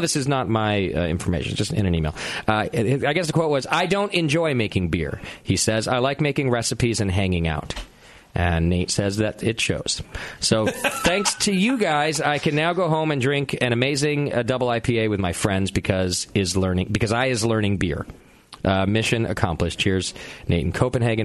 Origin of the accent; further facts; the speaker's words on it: Connecticut, United States; moved away; from Connecticut, my home state